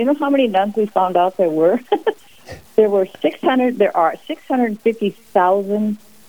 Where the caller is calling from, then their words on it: St. Paul, Minnesota, United States; St. Paul, Minnesota.